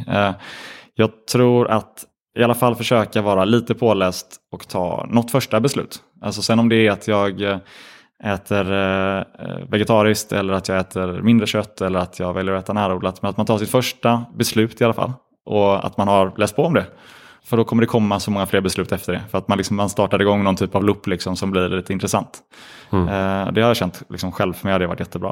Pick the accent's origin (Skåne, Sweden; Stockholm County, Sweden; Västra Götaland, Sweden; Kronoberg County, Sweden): Västra Götaland, Sweden; Gothenburg; vi är från Göteborg